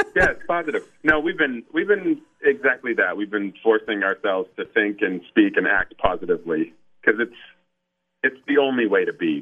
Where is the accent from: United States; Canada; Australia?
Canada; being Canadian